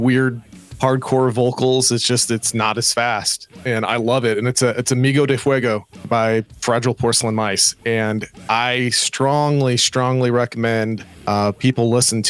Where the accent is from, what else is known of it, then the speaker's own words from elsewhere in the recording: Kansas, United States; my home state